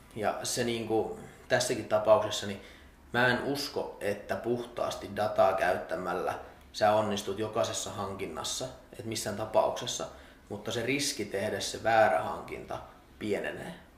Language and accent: Finnish; Salo, Southwest Finland, Finland; kotikaupunkini joukkueessa Salpassa